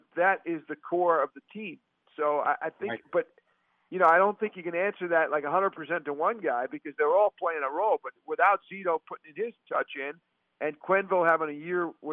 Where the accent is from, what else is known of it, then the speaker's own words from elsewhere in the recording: Long Island, New York, United States; now in South Florida, United States; I grew up on Long Island, and I came to South Florida right around 1989-90